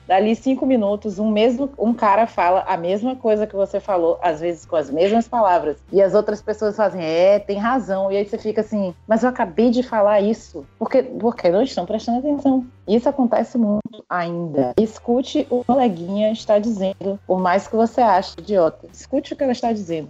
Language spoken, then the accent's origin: Portuguese; Northeast Brazil, Brazil; moved away as an adult; now in Rio de Janeiro, Brazil; eu sou nordestina, é porque eu tenho um sotaque, vou ter sotaque sim